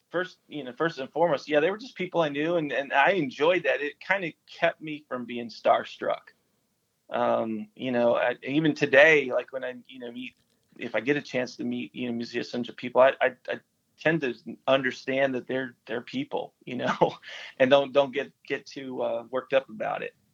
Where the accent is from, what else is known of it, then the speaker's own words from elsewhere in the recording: Nashville, Tennessee, United States; my mom uh, moved to Nashville, Tennessee, uh, and so we moved to Nashville. I grew up in Nashville.